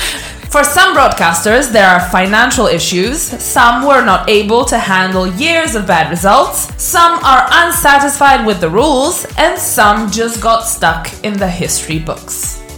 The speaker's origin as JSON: {"language": "English", "country": "Croatia", "said": "I'm from Croatia, and that's one of the countries that spawned out of Yugoslavia."}